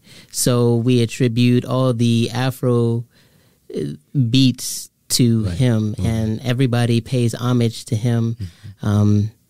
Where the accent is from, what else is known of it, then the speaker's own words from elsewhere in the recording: Houston, Texas, United States; also born or lived in Baton Rouge, Louisiana / Nigeria (ancestry); And I moved to Houston, Texas when I was seven. Mm-hmm. My parents are from Nigeria.